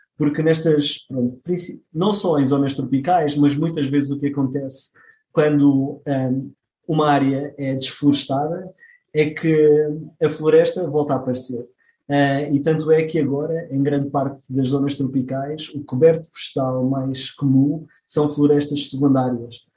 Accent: Madeira, Portugal; eu sou da Madeira

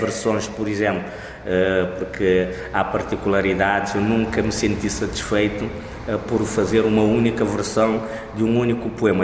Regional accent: Cape Verde; first language Cape Verdean Creole; Portuguese is a second language; na minha língua materna, o crioulo de Cabo Verde ou língua cabo-verdiana

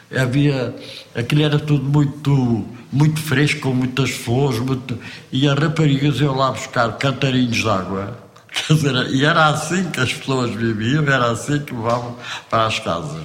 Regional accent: Almada, Setúbal, Portugal; moved away as an adult; also born or lived in Chão das Servas, Vila Velha de Ródão, Portugal; now in Paris, France; Eu cresci no Monte da Caparica, que ali junto à, à, costa da Caparica.

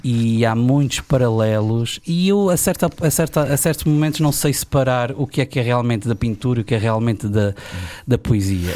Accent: Ribeira Grande, Azores, Portugal; born or raised there; also born or lived in Ponta Delgada

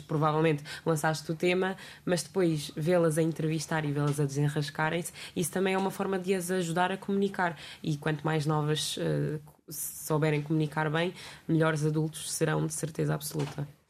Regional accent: Almada, Setúbal, Portugal; eu sou aqui perto, mas pronto, já é considerado Sul, sou da Almada

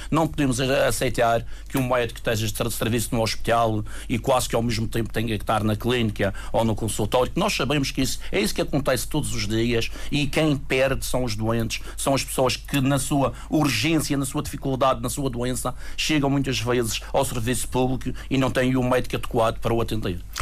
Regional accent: Madeira, Portugal; nós somos madeirenses

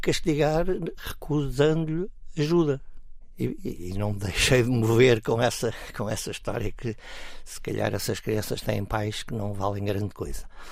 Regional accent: Cascais, Lisbon, Portugal; Quando eu nasci, eu morava no Monte

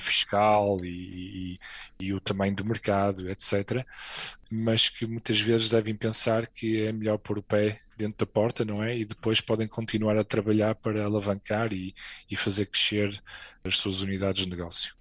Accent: Portugal; moved away as an adult; also born or lived in Madrid, Spain; now in Luxembourg; eu saí de Portugal em 2007

